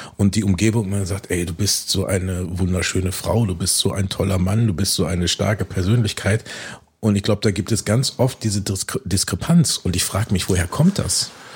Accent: Bielefeld, North Rhine-Westphalia, Germany; Ich als Bielefelder Junge

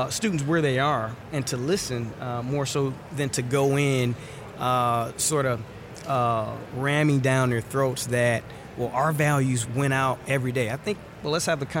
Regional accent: Detroit, Michigan, United States; I grew up in Detroit, Michigan

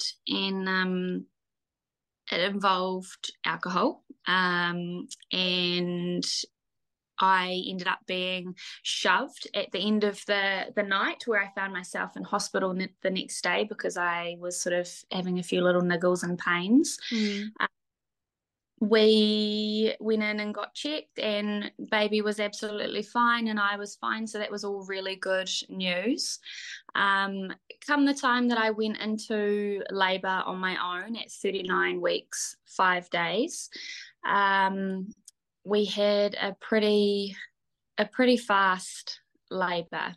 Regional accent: Gisborne, New Zealand; also born or lived in Waikato; We live in the beautiful Gisborne on the East Coast. My kiddies and I have been here for about a year. And before then, we lived in the Waikato. So it's great to be back here in my hometown where I grew up

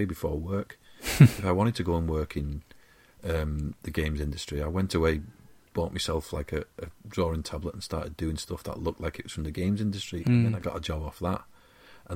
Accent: Wigan, North West England, United Kingdom; I'm a scubber from Wigan

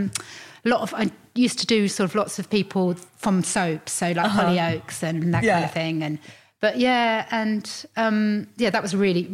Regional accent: Hertfordshire, East of England, United Kingdom; I grew up in Hertfordshire, it's like half an hour into London, so it's really easy.

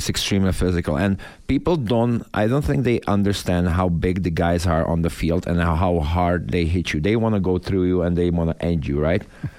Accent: Czechia; English is a second language; now in United States; I'm from Czech Republic, from Europe.

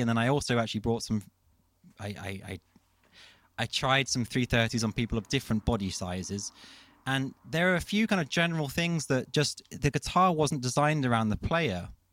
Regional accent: London, United Kingdom; moved away as an adult; now in Copenhagen, Denmark; I'm a Londoner. Um, I uh, yes, I was kind of born and raised in London, and I moved to Copenhagen

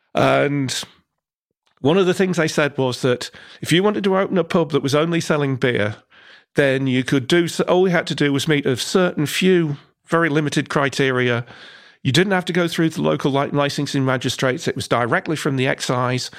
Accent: Newark, East Midlands, United Kingdom; when I was growing up in Newark

